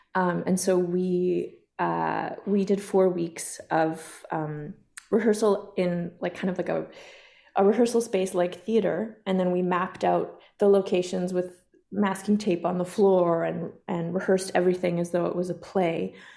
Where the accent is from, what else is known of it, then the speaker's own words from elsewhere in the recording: Kainai First Nation, southern Alberta, Canada; I come from Ghana, or the Kainai First Nation, also known as the Blood Reserve in southern Alberta